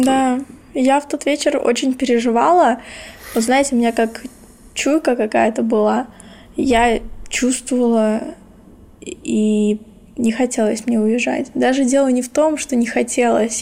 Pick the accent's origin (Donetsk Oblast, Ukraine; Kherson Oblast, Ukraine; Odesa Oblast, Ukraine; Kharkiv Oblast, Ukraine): Kherson Oblast, Ukraine; Kherson; born or raised there; moved away as an adult